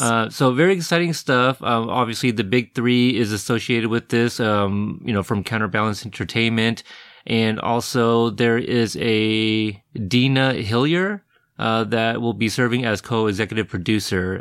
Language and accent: English; Pacific Northwest, United States; I'm from the Pacific Northwest, where it's a lot cooler and less